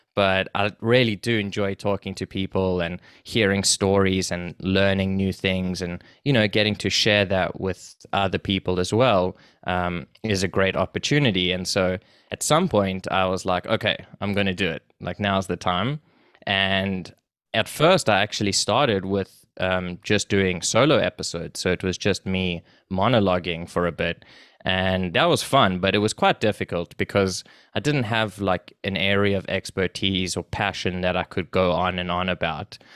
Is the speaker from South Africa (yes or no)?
yes; South Africa; moved away as an adult; now in Canada; so I was born there, and I went to school there, and I did everything, and, um, I moved to Canada with my family when I was about nineteen or so.